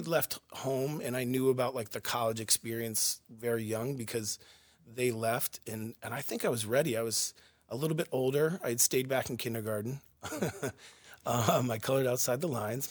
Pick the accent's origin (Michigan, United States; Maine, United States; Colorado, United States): Maine, United States; Yarmouth; I grew up in Yarmouth, Maine